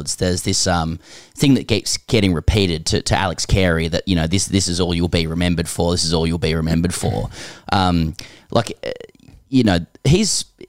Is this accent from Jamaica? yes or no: no; Australia; as an Australian